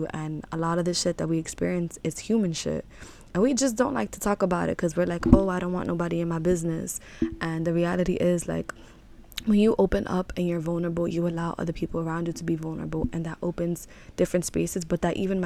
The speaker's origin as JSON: {"language": "English", "town": "New York City", "region": "New York", "country": "United States", "tie": "born or raised there", "said": "I was raised in Harlem, New York."}